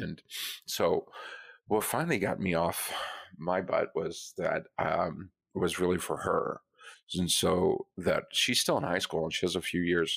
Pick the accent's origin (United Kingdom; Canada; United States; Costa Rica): United States; Colorado; moved away; I grew up in Colorado